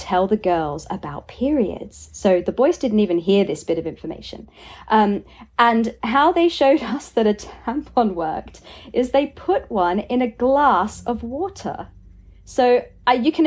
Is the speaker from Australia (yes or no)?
yes; Australia; as an Aussie